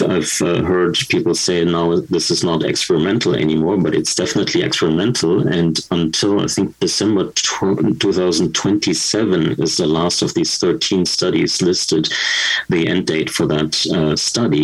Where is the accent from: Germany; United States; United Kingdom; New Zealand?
Germany; now in Canada; my experience from my home country, Germany